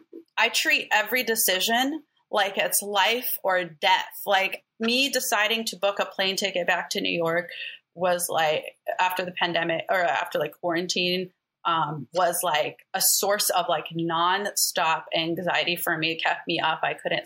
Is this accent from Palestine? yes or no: yes; Palestine; also born or lived in Alabama, United States; I'm Palestinian. I was born in Alabama, then moved to Palestine when I was 6 months, till I was like 4 or 5, and moved back to back to Alabama. So I grew up kind of back and forth.